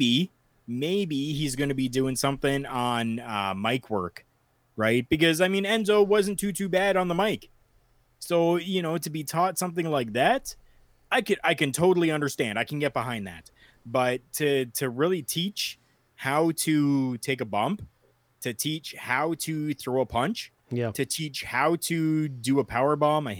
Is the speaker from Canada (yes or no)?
yes; Canada; I'm Canadian